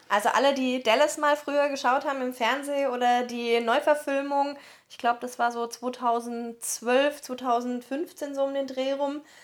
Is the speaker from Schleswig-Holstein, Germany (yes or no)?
no; near Heidelberg, Baden-Württemberg, Germany; accent: southern German; wir kommen ja aus Süddeutschland, wie man uns auch anhört, und haben dann eben erzählt, äh, ja, South of Germany und ja, near Heidelberg